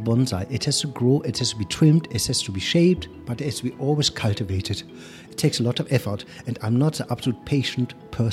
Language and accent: English; Germany; accent: German; English is a second language; You hear I have a sweet German accent. Somehow I cannot get rid of it. I grew up in Germany